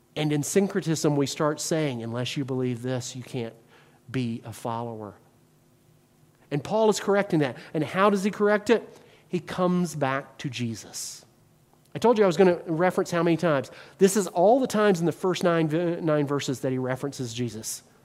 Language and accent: English; the South, United States; now in Wisconsin, United States; as a Southerner